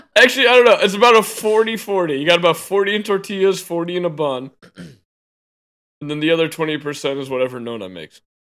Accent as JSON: {"language": "English", "country": "United States", "said": "I love being American"}